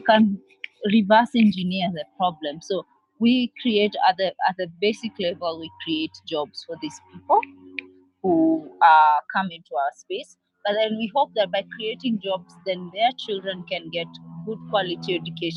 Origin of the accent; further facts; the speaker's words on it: Nairobi, Kenya; I am from Nairobi, Kenya